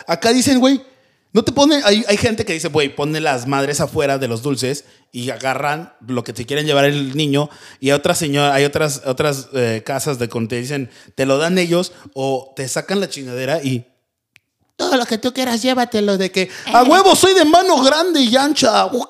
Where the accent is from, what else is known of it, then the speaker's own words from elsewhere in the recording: Mexico; now in United States; nosotros de México pedíamos calaverita